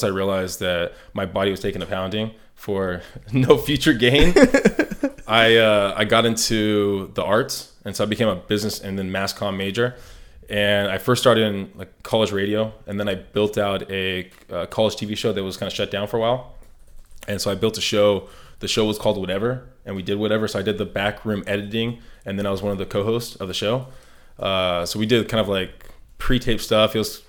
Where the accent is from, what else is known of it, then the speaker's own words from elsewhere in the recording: San Diego, California, United States; born there; So I was born in San Diego, moved around a lot, went to boarding school, and then went to high school here, went to college up in the Bay Area, lived overseas, came back